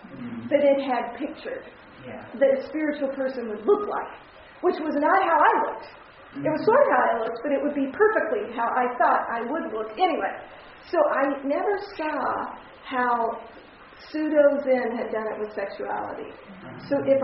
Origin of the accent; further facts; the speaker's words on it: Texas, United States; and I grew up in Texas, and so you wait till you get married to have sex